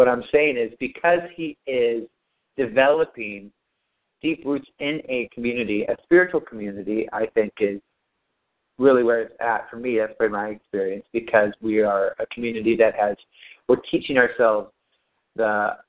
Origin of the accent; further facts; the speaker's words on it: United States; we're all American living in Southern California.